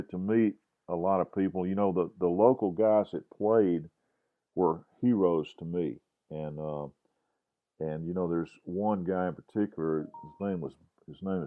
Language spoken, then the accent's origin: English; Grenada, Mississippi, United States; now in Jackson, United States; my buddy Alan Purdy, who I grew up with in Grenada